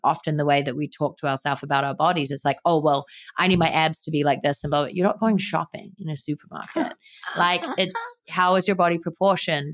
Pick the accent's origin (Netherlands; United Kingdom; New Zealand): New Zealand; growing up in New Zealand where everyone's active and works out